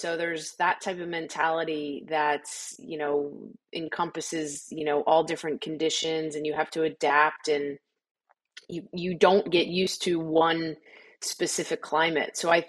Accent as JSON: {"language": "English", "town": "Delran", "region": "New Jersey", "country": "United States", "tie": "born or raised there", "said": "growing up in Delran, New Jersey, a very small working class neighborhood, it just was one of those towns where, you know, nobody knew about it."}